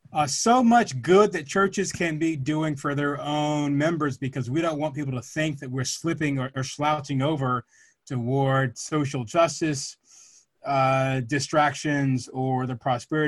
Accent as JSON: {"language": "English", "town": "Atlanta", "region": "Georgia", "country": "United States", "tie": "born or raised there", "said": "I grew up in Atlanta"}